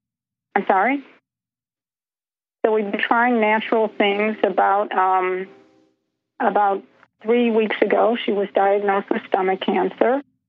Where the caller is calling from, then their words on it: Chicago, Illinois, United States; I'm calling from Chicago, Illinois.